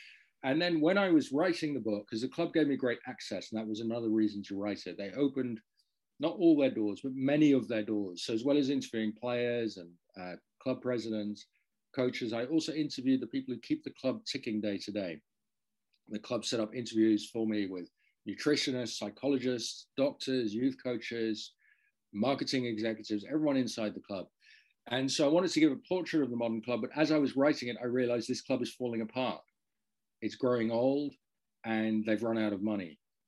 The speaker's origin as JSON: {"language": "English", "country": "Netherlands", "tie": "born or raised there", "said": "Well, I grew up in the Netherlands. I'm not Dutch, but my father worked at a university there."}